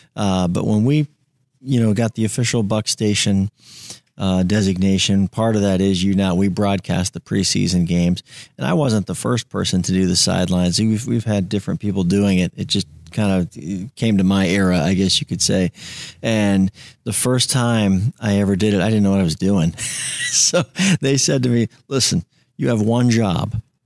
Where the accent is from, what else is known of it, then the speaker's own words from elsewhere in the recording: Tampa, Florida, United States; I'm a Tampa guy. I grew up in Tampa